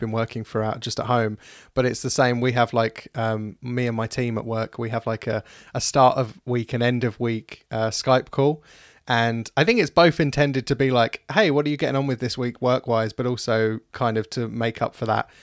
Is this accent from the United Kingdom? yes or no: yes; United Kingdom; we're British